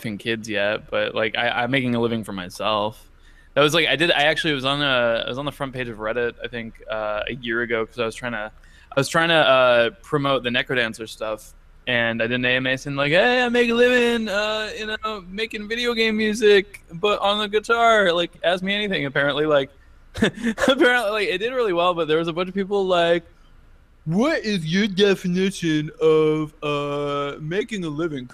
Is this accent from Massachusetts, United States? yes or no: yes; Western Massachusetts, United States; now in San Diego, United States; Now I live in San Diego, but yes, I was originally from Western Massachusetts